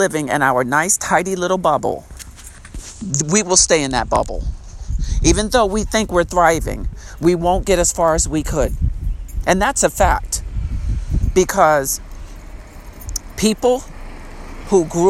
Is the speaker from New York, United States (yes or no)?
yes; Long Island, New York, United States; the town I grew up in on Long Island, New York